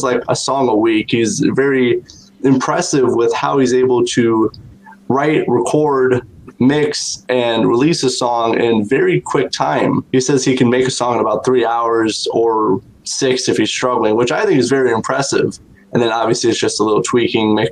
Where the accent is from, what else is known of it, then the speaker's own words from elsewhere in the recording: South Bend, Indiana, United States; my hometown of South Bend, Indiana